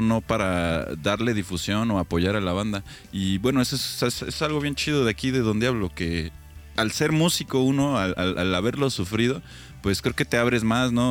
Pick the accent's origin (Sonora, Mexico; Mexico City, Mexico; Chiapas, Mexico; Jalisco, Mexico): Mexico City, Mexico; now in Querétaro, Mexico; Nosotros sí podemos hablar mal de, esa ciudad porque somos de esa